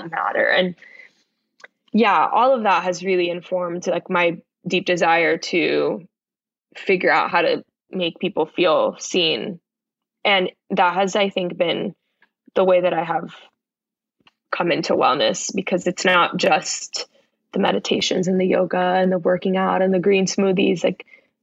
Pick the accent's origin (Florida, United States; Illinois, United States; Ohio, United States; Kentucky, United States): Florida, United States; Miami; moved away; also born or lived in Bronx, New York; I'm from the Bronx, but grew up in Miami